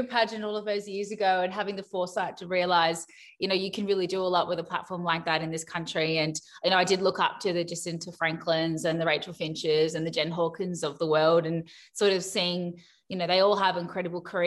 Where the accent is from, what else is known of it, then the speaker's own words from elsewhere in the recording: Cairns, Queensland, Australia; moved away; I was born and raised in Cairns, funny south of Queensland